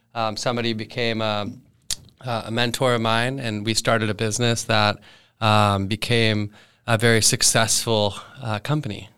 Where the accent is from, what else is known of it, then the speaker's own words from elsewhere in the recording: Thousand Oaks, California, United States; I grew up here in Thousand Oaks.